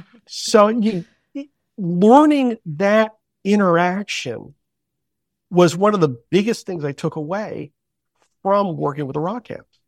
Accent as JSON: {"language": "English", "town": "Northampton", "region": "Massachusetts", "country": "United States", "tie": "born or raised there", "moved": "yes", "lives_now": "New London, New Hampshire, United States", "said": "I grew up in Northampton, Massachusetts."}